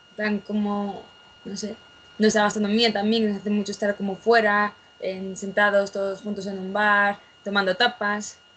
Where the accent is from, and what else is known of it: Spain